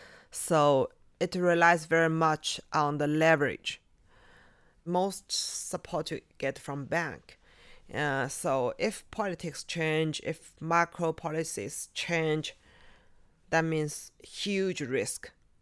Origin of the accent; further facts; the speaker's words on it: Yumen, Gansu, China; born there; I was born in Yumen.